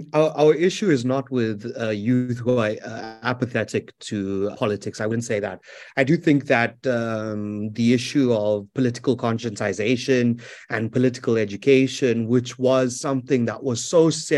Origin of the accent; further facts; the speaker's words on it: South Africa; So as a South African